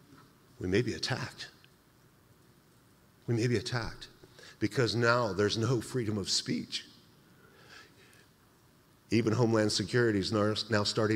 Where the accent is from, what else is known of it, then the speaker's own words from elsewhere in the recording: Idaho, United States; now in San Jose, United States; I'm from Idaho